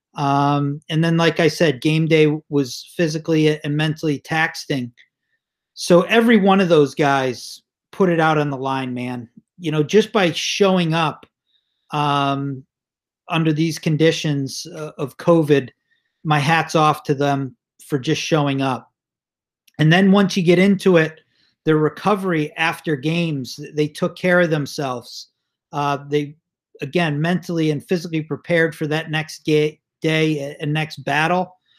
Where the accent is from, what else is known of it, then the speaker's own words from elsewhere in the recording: Cheshire, Connecticut, United States; now in Boston, United States; I grew up in Cheshire, Connecticut